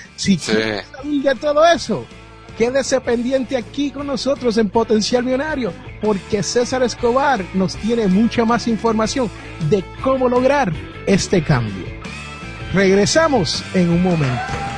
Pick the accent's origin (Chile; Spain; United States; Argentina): United States; Jersey City, New Jersey; como dicen allá en mi barrio donde yo me crié en Jersey City, New Jersey